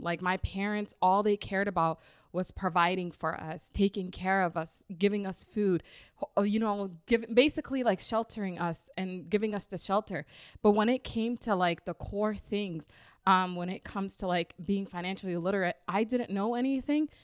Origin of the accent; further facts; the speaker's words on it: Minnesota, United States; also born or lived in Rochester, Minnesota / Twin Cities, Minnesota; born and raised here in Minnesota. I was born in Rochester, Minnesota, and now I live in the Twin Cities